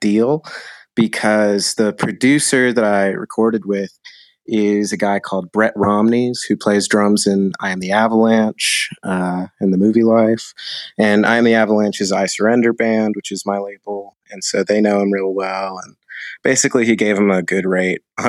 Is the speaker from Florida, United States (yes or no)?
no; Cincinnati, Ohio, United States; also born or lived in Nashville, Tennessee / North Dakota; I was born in Nashville, Tennessee. Then I lived in North Dakota for a little while. But ever since I was 3, I have lived in and around Cincinnati, Ohio.